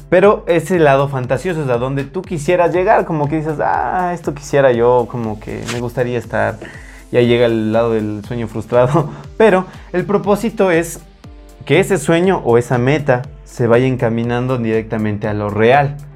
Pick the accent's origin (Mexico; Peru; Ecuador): Ecuador; muchos ecuatorianos tenemos